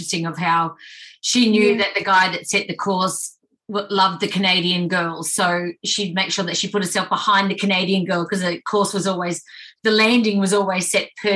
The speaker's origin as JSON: {"language": "English", "country": "Australia", "said": "being an Australian"}